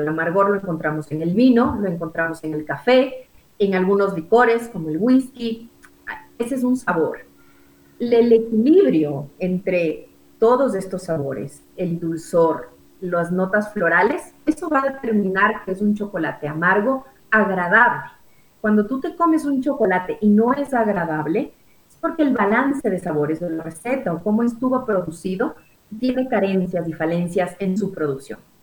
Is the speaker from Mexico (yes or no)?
no; Ecuador; como ecuatorianos tenemos